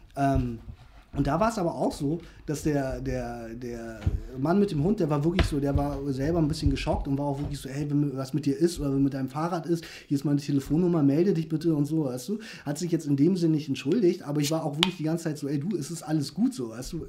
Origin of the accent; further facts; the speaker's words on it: Hamburg, Germany; moved away as an adult; also born or lived in Korea; now in Stade, Germany; ich bin ja Ur-Hamburger, so gesehen, ich bin ja in Korea geboren, aber ich habe mein ganzes Leben lang in Hamburg verbracht